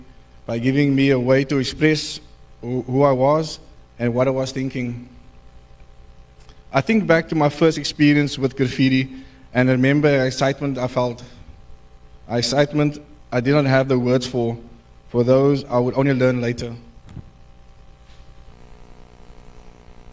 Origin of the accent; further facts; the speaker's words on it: Cape Town, Western Cape, South Africa; I was born and raised on the Cape Flats